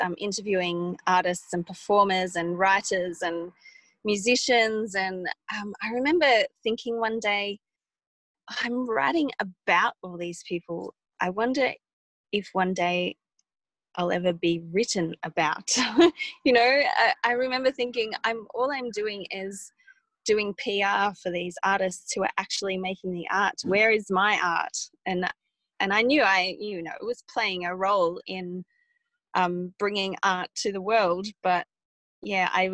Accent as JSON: {"language": "English", "town": "Wagga Wagga", "region": "New South Wales", "country": "Australia", "tie": "born or raised there", "also_born_or_lived": "Sydney", "moved": "yes", "lives_now": "Blue Mountains, Australia", "said": "growing up in Wagga"}